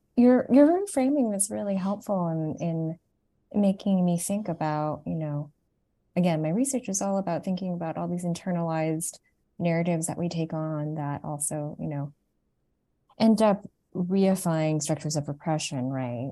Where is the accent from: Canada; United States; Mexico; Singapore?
Canada; Toronto, Ontario; moved away; I grew up in Toronto, Canada. I was born there, and my parents, um, are Vietnamese refugees